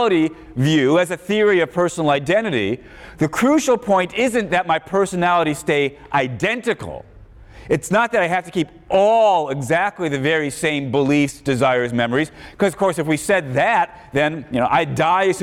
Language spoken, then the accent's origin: English; Chicago, Illinois, United States; growing up in Chicago